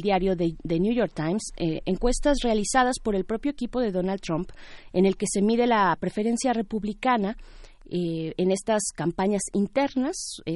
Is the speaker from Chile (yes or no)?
no; Mexico; nos plantea a nosotros mismos como mexicanos un, un reto importante